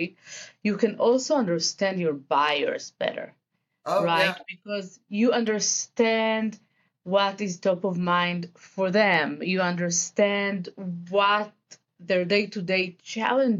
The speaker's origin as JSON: {"language": "English", "country": "Israel", "accent": "Israeli", "second_language": "English", "said": "I am originally from Israel, as the accent may indicate."}